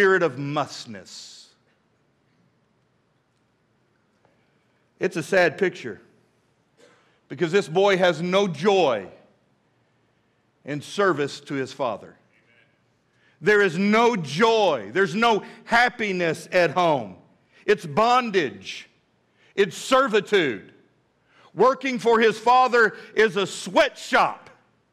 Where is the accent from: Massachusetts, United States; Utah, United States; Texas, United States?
Texas, United States; Midland; now in Fort Smith, United States; when I was a boy growing up in Midland, Texas